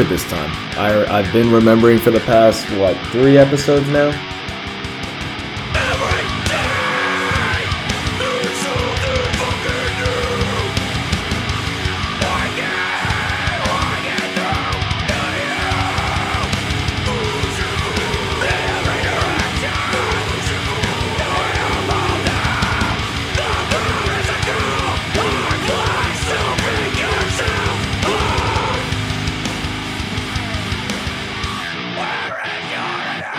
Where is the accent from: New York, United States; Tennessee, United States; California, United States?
California, United States; I'm from California